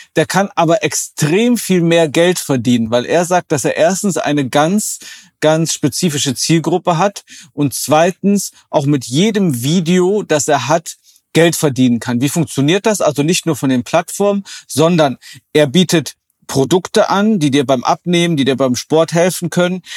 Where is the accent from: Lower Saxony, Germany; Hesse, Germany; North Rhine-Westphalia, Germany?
North Rhine-Westphalia, Germany; Oberbergischer Kreis; born or raised there